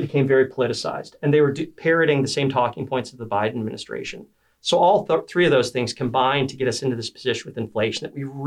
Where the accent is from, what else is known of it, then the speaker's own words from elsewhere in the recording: Bloomfield Township, Michigan, United States; also born or lived in Korea / Kentucky; I grew up in Bloomfield Township.